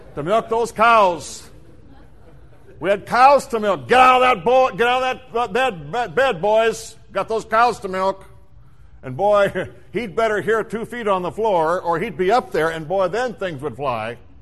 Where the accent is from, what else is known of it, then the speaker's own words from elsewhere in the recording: South Dakota, United States; When I was a child, I was raised in the Midwest in South Dakota